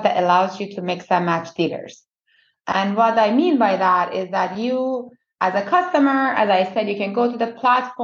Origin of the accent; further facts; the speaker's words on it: Iran; moved away as an adult; also born or lived in United States; now in Canada; I was born in Iran by two perfectionist parents.